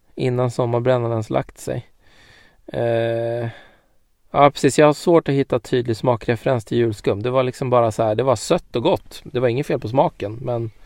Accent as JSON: {"language": "Swedish", "country": "Sweden", "said": "som svensk"}